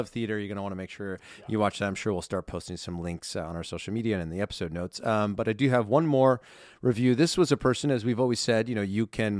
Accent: Pacific Northwest, United States; I'm from the Pacific Northwest, but was lucky to grow up going to Disneyland every year when visiting my grandparents.

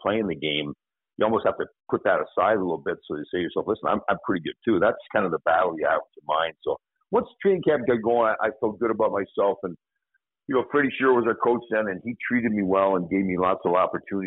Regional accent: Canada; moved away as an adult; also born or lived in Northern Michigan; growing up in Canada, your dream all your life as a kid is playing in the National Hockey League

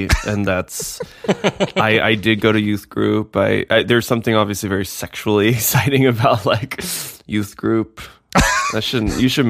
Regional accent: Nashville, Tennessee, United States; You know I'm from Nashville.

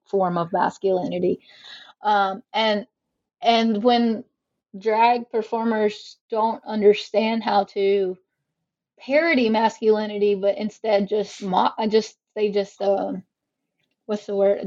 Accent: South Carolina, United States; also born or lived in Mississippi; I live in South Carolina and I'm from South Carolina, so hmm. um, born and raised Southerner.

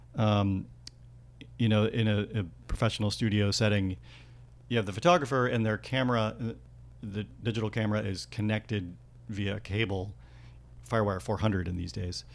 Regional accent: Worcester, Massachusetts, United States; I grew up in Massachusetts.

